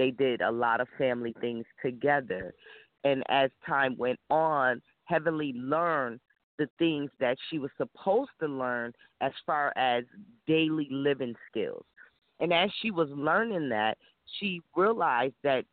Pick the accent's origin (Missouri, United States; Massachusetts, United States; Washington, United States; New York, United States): New York, United States; Rochester; I'm from Rochester, New York